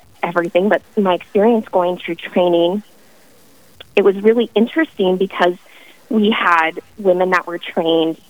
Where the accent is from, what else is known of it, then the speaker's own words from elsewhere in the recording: Bismarck, North Dakota, United States; I was raised in Bismarck